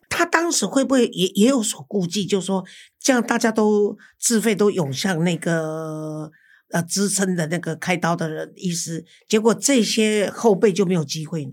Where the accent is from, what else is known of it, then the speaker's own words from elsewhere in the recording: Taiwan; moved away as an adult; also born or lived in Philippines; 因为我是台湾人嘛